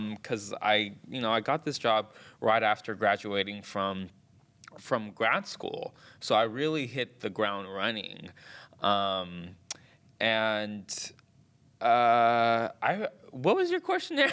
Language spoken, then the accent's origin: English; Hayward, California, United States; So I was born in Hayward, California, and that's in the San Francisco Bay Area. Um, I was born and raised there. I still live there.